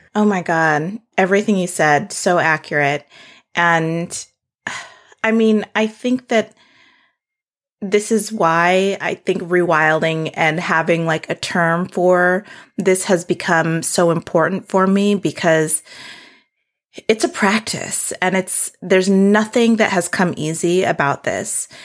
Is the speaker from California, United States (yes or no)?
no; South Dakota, United States; born or raised there; moved away; also born or lived in Seattle